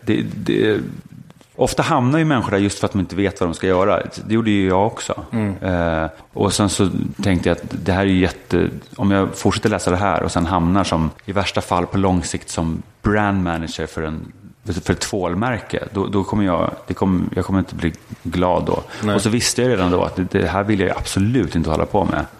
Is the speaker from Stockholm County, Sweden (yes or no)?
yes; Stockholm, Stockholm County, Sweden; also born or lived in Östermalm, Stockholm / United States; jag föddes på Sankt Eriks sjukhus på Kungsholmen. Växte upp i Bromma, samma kåk, tills jag var 15.